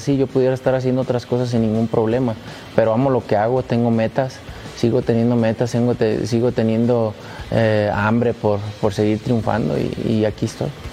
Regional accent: Guadalajara, Jalisco, Mexico; Guadalajara, en mi tierra

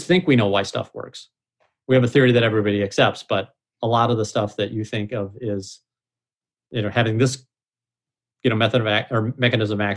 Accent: Missouri, United States; I'm from Missouri

